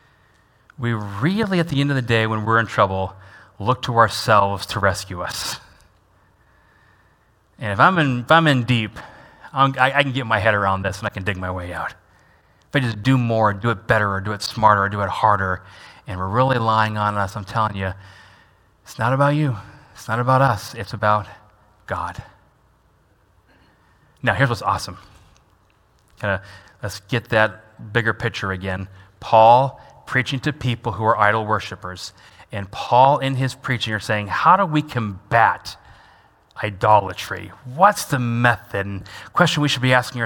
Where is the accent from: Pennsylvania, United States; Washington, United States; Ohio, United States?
Washington, United States; now in Fort Wayne, United States; I grew up in Washington State.